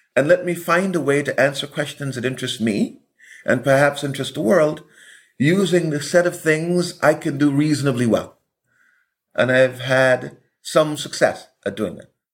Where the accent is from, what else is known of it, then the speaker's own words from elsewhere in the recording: Buxton, Demerara-Mahaica, Guyana; now in United States; Buxton is the village, is where I began my education